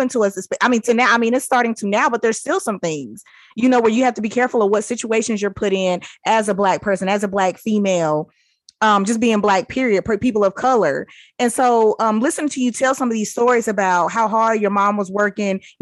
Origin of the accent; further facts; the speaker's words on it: United States; growing up in America